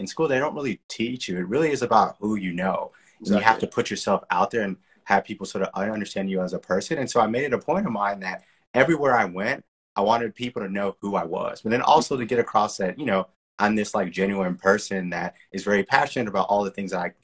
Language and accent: English; Texas, United States; moved away as an adult; also born or lived in San Francisco, United States; I'm originally from Texas. I, you know, lived there the majority of my life